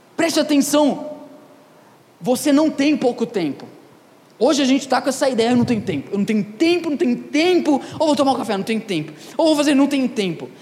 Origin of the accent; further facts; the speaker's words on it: Ribeirão Preto, São Paulo, Brazil; eu, Ribeirão Pretano, nascido, criado, minha mãe me levava no pinguim quando era criança